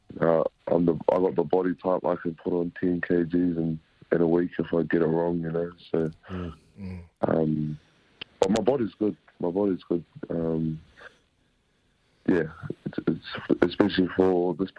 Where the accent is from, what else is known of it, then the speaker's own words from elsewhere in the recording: Australia; also born or lived in Whangarei, New Zealand; now in Christchurch, New Zealand; I never thought I'd live in New Zealand in my life, growing up in Australia